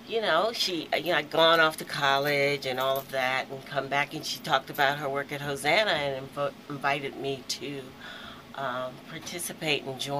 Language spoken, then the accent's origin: English; Aberdeen, Scotland, United Kingdom; so you know I have to keep that in because I'm from Aberdeen.